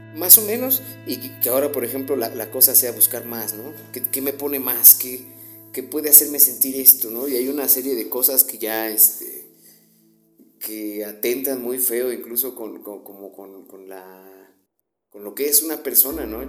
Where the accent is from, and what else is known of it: Mexico